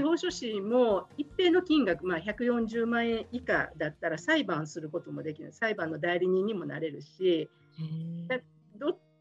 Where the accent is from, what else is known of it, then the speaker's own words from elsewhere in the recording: Kobe, Hyogo, Japan; 神戸で生まれ育ってずっとここであの仕事をしています